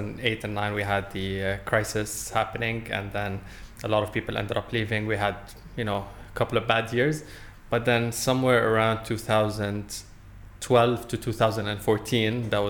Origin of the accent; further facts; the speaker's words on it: Dubai, United Arab Emirates; also born or lived in London; I was born and raised in Dubai